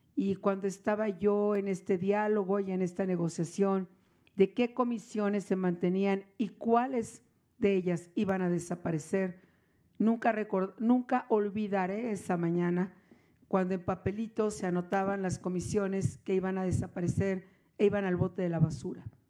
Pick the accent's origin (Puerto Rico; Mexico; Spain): Mexico; podríamos coincidir millones de mexicanos